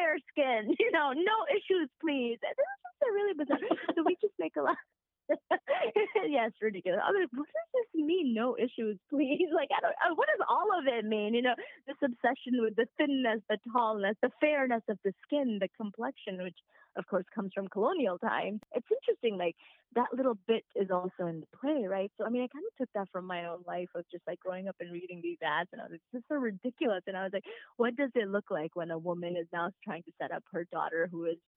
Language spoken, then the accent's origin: English; Mississippi, United States; moved away as an adult; also born or lived in Saudi Arabia; now in New York City, United States; When I was younger, we moved to Mississippi.